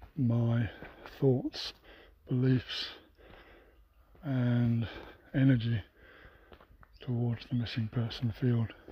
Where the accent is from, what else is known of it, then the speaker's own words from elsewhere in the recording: United Kingdom; it is my home country